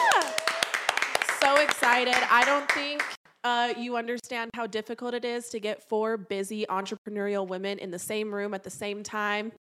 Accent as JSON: {"language": "English", "town": "St. George", "region": "Utah", "country": "United States", "tie": "born or raised there", "said": "I grew up down in Saint George, Utah."}